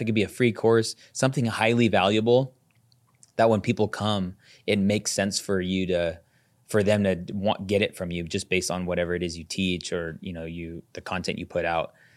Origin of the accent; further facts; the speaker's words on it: Las Vegas, Nevada, United States; I'm from Vegas